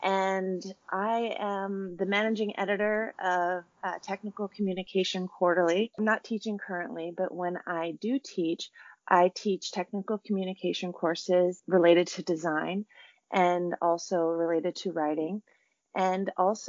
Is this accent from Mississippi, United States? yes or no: no; Kotzebue, Alaska, United States; I'm from Kotzebue, Alaska.